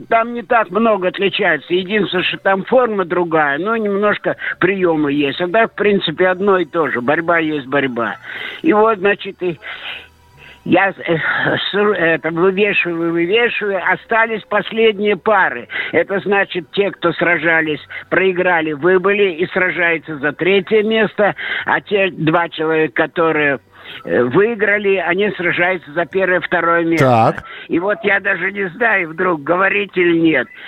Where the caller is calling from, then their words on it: Saint Petersburg, Russia; Я звоню из Ленинграда.